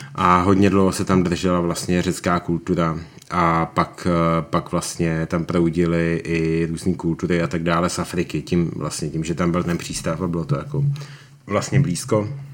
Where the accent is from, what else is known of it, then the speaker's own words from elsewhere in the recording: Prague, Czechia; Já jsem Pražák